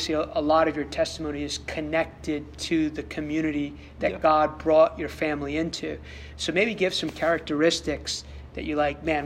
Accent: United States; I love being American

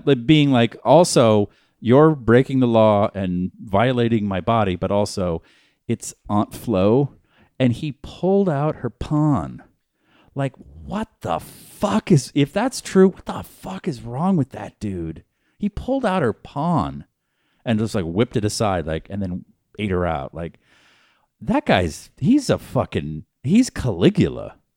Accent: Boston, Massachusetts, United States; now in Los Angeles, United States; I'm from Boston

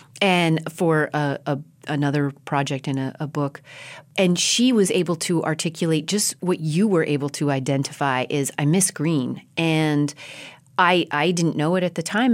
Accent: Colorado, United States; moved away as an adult; also born or lived in New York City; having been born and raised in Colorado in big, open spaces, ponderosa pines.

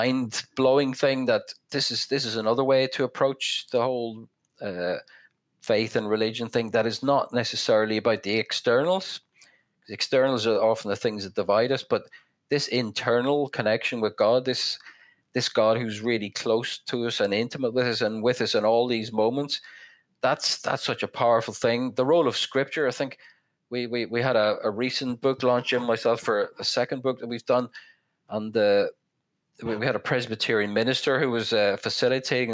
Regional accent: west of Northern Ireland, United Kingdom; now in Belfast, United Kingdom; growing up in the North, I'm from the west of Northern Ireland, it's a very rural place

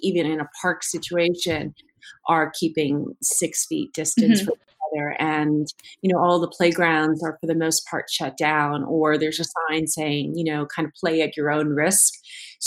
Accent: New York City, New York, United States; I'm a native New Yorker. I was born and raised in the Bronx

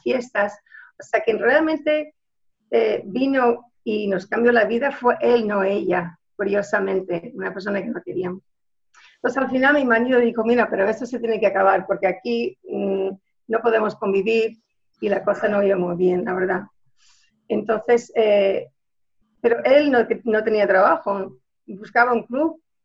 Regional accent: Houston, Texas, United States; moved away as an adult; now in Switzerland; Yo nací en Houston, ahí me crié

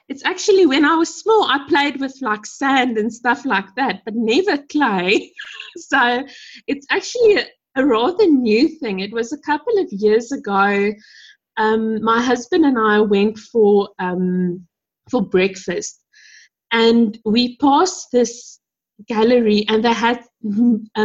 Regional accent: Pretoria, Gauteng, South Africa; I come from Pretoria. I've lived and stayed here my entire life.

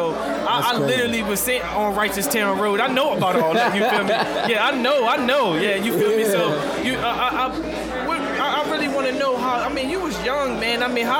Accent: Cambridge, Maryland, United States; I'm from this city called Cambridge, Maryland.

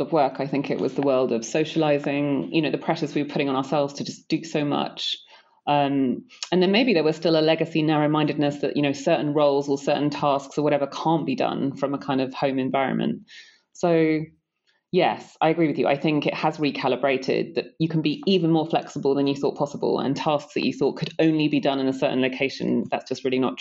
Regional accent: London, United Kingdom; I'm a Londoner by birth

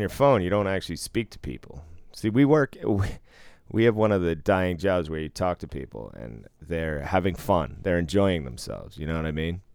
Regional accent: Boston, Massachusetts, United States; Growing up in Boston

